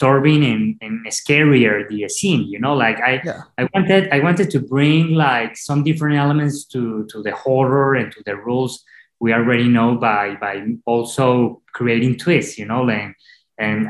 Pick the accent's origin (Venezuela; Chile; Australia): Venezuela; English is a second language; moved away as an adult; now in Los Angeles, United States; I am from Venezuela